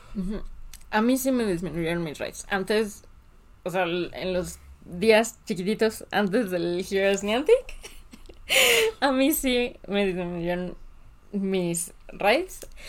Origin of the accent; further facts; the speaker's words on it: Mexico; nosotros en México, como jugadores mexicanos, no nos ha afectado.